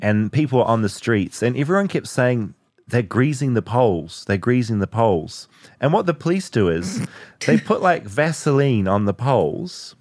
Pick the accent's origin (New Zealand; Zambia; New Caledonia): New Zealand; accent: New Zealand; I'm from New Zealand